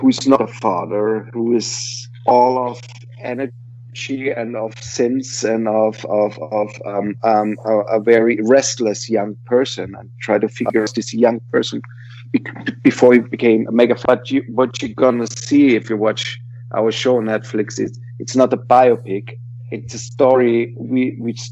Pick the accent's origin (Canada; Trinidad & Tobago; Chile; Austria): Austria; Vienna; I am from Vienna